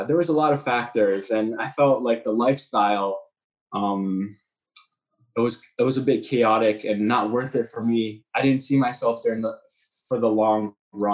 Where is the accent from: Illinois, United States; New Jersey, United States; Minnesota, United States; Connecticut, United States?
Illinois, United States; Chicago; moved away as an adult; also born or lived in Kraków, Poland; now in Poland; I'm from Chicago, so that's how I obviously know Matt and Peter. Born in Chicago, I went did my undergrad at Northwestern.